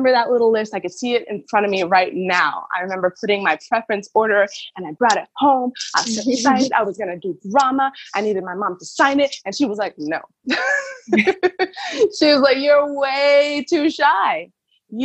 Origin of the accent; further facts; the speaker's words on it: Miami, Florida, United States; moved away as an adult; now in Berlin, Germany; I grew up in Miami